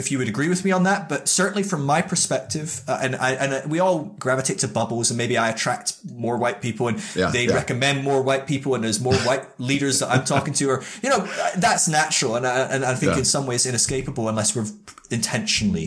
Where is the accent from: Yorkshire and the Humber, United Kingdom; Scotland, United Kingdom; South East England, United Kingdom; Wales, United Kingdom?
Scotland, United Kingdom; also born or lived in Northern California; And I'm from the UK, and we've got quite a bit of diversity, but I'm Scottish